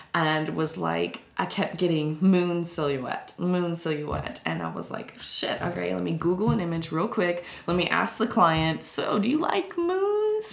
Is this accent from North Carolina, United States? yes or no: yes; Winston-Salem, North Carolina, United States; my hometown of Winston-Salem and Greensboro, the Piedmont Triad